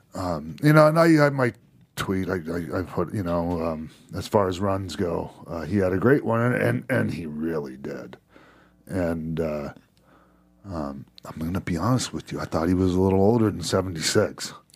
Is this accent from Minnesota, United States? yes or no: yes; Minnesota, United States; also born or lived in Florida; I grew up, you know, partly in Minnesota